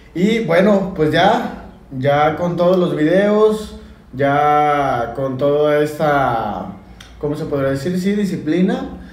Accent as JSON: {"language": "Spanish", "country": "Mexico", "said": "como buen mexicano"}